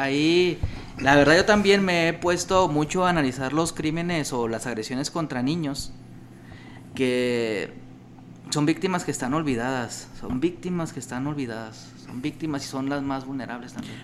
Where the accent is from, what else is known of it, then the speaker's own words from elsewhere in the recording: Ciudad Juárez, Chihuahua, Mexico; yo soy de Chihuahua, soy de Juárez específicamente